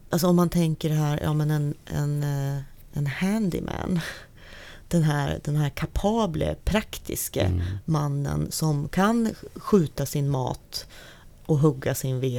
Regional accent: Norrland, Sweden; jag är född och uppvuxen i Norrland och min, hela min släkt verkligen är och har bott och levt i Norrland.

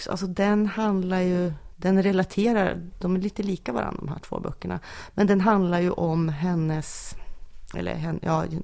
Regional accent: Norrland, Sweden; min norrländska bakgrund

